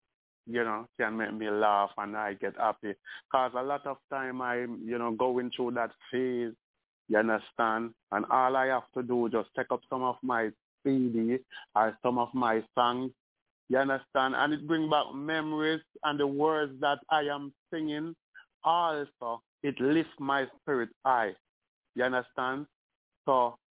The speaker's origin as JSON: {"language": "English", "town": "Spanish Town", "region": "Saint Catherine", "country": "Jamaica", "said": "I'm from Spanish Town"}